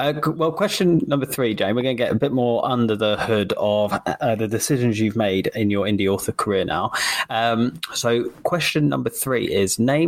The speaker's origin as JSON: {"language": "English", "region": "England", "country": "United Kingdom", "said": "I'm English"}